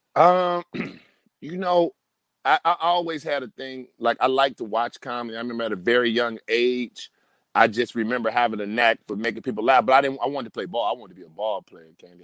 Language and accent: English; Detroit, Michigan, United States; moved away as an adult; now in Los Angeles, United States; I'm from Detroit, Michigan